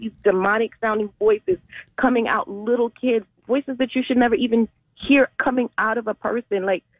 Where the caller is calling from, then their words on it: Orlando, Florida, United States; I'm calling from Orlando.